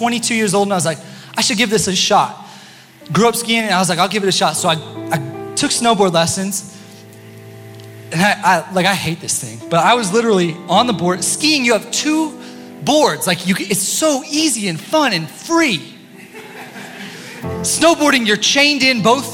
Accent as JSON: {"language": "English", "town": "Steamboat Springs", "region": "Colorado", "country": "United States", "tie": "born or raised there", "said": "I was born in Steamboat Springs, Colorado"}